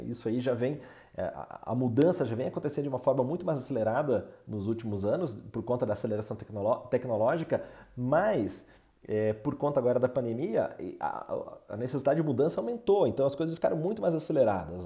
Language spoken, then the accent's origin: Portuguese; Brazil; nós como brasileiros